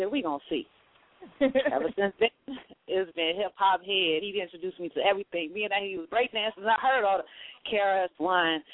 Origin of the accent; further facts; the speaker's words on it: North Carolina, United States; now in Chicago, United States; I'm originally from North Carolina. Raised half my life there